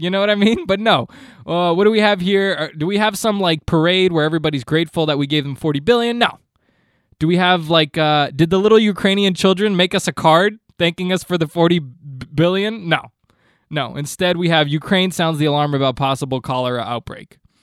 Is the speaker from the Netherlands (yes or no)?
no; Canada; I'm Canadian